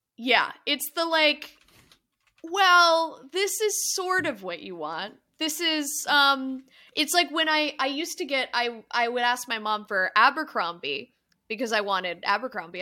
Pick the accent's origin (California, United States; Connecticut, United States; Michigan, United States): California, United States; My home state is California